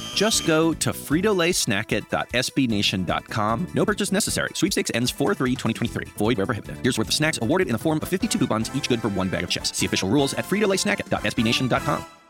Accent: right outside of Nashville, Tennessee, United States; born or raised there

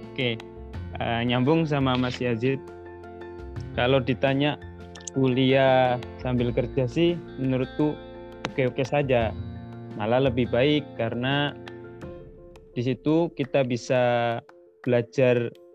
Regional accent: Lamongan, East Java, Indonesia; moved away as an adult; now in Turkey; Lahir di daerah Bengawan Jero, tepatnya di Dusun Goa, Desa Pemanjangan, Turi Lamungan

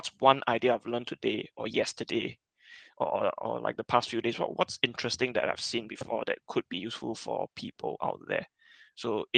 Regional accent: Singapore; I'm from Singapore

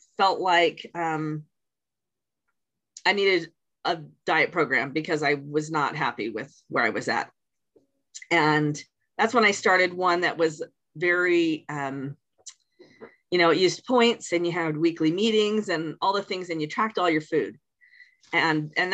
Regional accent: Washington, United States; I was born in Washington State

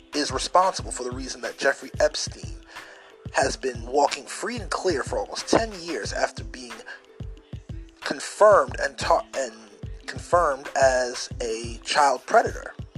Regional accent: Jamaica; I'm going to talk to you as a Jamaican.

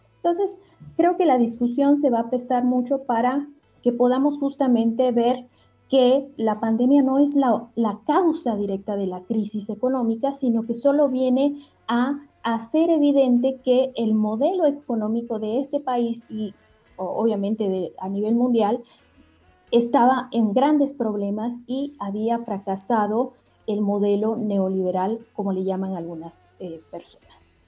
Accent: Guatemala; moved away as an adult; now in Mexico; yo eh, estudié economía en Guatemala, soy guatemalteca y eh, hace unos años decidí venir a México a estudiar mi maestría y doctorado

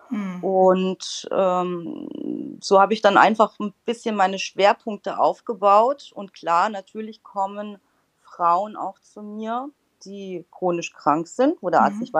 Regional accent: Karlsruhe, Baden-Württemberg, Germany; Ja, also ich komme aus Karlsruhe, bin Heilpraktikerin und habe meine Praxis auch in Karlsruhe

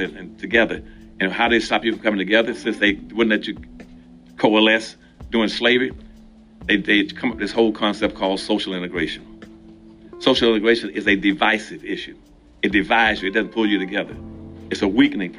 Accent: Winston-Salem, North Carolina, United States; I grew up in Winston-Salem, North Carolina

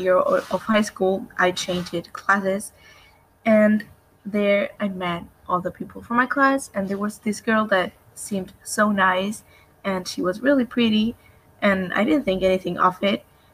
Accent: Buenos Aires, Argentina; I'm from Argentina, Buenos Aires

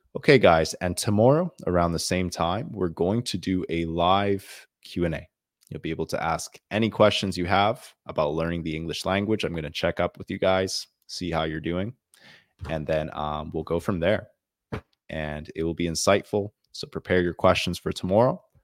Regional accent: Canada; I'm from the country of Canada

